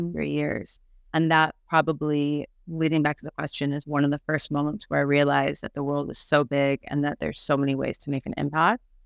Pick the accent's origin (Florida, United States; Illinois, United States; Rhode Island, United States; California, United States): Illinois, United States; Chicago; moved away as an adult; now in Barcelona, Spain; I'm originally from Chicago.